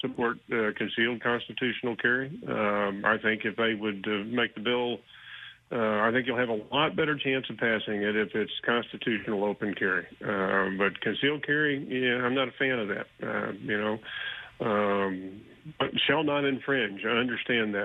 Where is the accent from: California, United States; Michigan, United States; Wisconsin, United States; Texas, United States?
Texas, United States; Houston; now in Austin, United States; I'm born and raised in Houston. I've lived up here in Austin for about 20 years